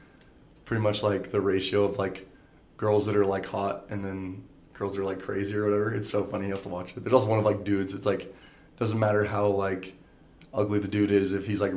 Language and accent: English; Malad City, Idaho, United States; born or raised there